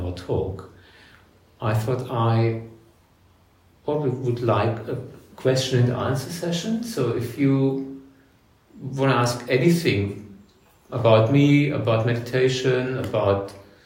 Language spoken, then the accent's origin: English; Germany; moved away as an adult; also born or lived in Cairns, Australia; now in Australia; I was born in Germany, born in 1965.